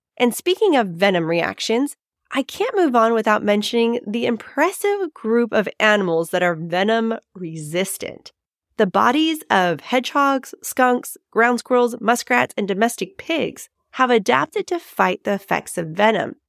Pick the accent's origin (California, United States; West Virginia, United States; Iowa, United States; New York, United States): California, United States; San Diego; my hometown, San Diego, California